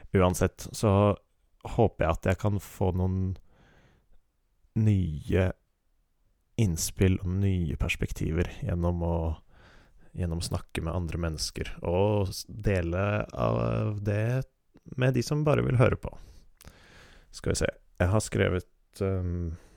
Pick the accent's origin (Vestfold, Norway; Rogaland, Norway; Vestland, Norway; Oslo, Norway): Oslo, Norway; Jeg er født og oppvokst i Oslo